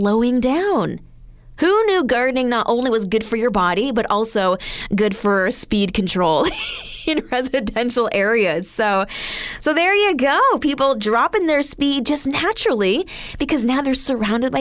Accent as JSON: {"language": "English", "region": "Alberta", "country": "Canada", "tie": "born or raised there", "said": "Growing up in Alberta"}